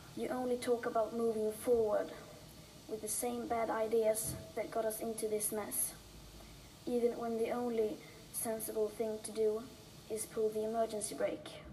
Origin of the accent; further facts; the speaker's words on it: Sweden; I am 15 years old and I'm from Sweden.